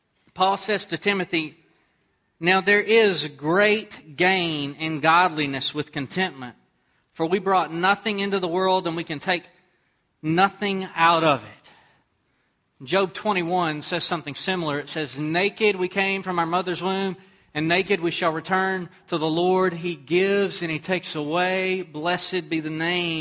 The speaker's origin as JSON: {"language": "English", "region": "Texas", "country": "United States", "tie": "born or raised there"}